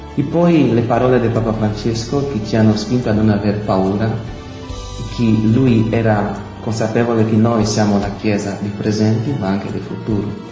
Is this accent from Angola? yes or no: yes; Angola; moved away; vengo dall'Angola, ho 30 anni